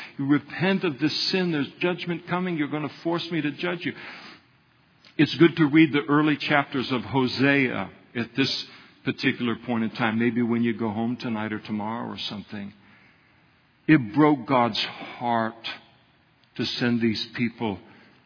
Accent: United States; I'm an American

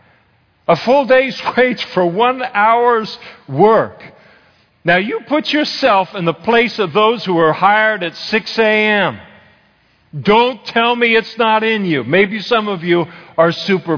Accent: Napa, California, United States; I was raised in Napa, so you did ag stuff

